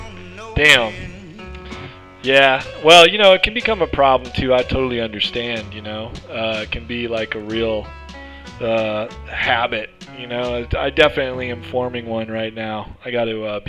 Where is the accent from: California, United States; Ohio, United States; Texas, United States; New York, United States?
California, United States; Fremont; I lived in Fremont. It's where I grew up